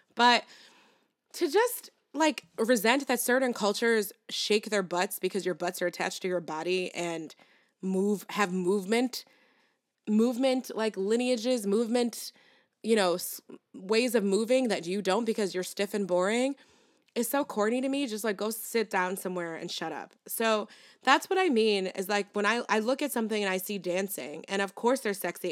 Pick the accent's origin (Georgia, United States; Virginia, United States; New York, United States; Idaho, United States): New York, United States; New York City; I felt so represented as a New Yorker